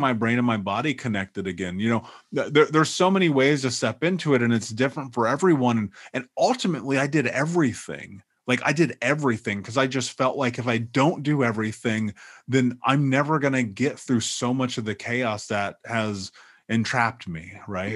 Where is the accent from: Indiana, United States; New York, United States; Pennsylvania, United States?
Indiana, United States; Indianapolis; moved away; I grew up in Indianapolis